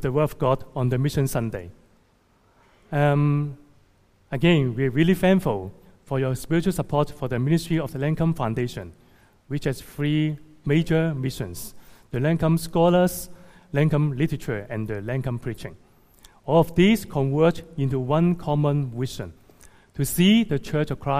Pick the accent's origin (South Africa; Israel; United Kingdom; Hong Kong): Hong Kong; also born or lived in Toronto, Canada; returning to my hometown, Hong Kong, to serve in 2012